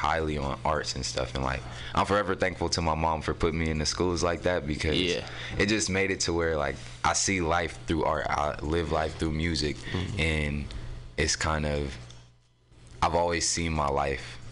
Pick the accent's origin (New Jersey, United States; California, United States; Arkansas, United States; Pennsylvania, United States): California, United States; San Francisco; also born or lived in Oakland; So I'm from San Francisco. I was technically born in Oakland, but I was raised out here in San Francisco. I grew up in the Mo